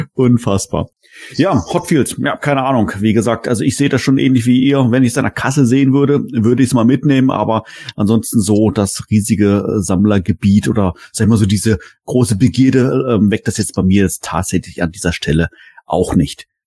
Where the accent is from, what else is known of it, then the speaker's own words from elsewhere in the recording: Germany; als ähm, Deutscher, als Europäer